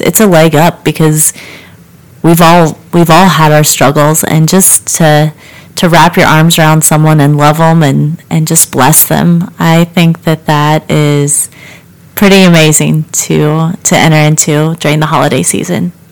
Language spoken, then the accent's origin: English; Richmond, Kansas, United States; the little town I grew up in, I grew up in Richmond, Kansas, not far from here